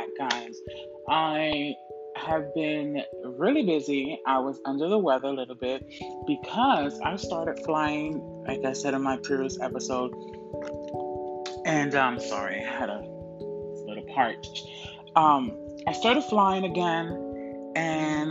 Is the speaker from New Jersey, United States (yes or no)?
yes; New Jersey, United States; moved away; also born or lived in Florida; I'm originally from New Jersey, and I was in high school